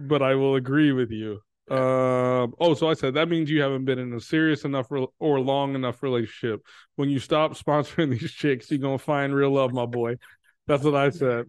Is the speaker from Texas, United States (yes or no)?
yes; Texas, United States; now in Chicago, United States; I'm from Texas